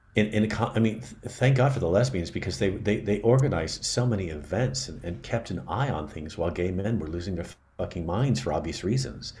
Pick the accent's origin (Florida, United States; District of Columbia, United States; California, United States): California, United States; San Francisco; because I'm from California, I grew up in San Francisco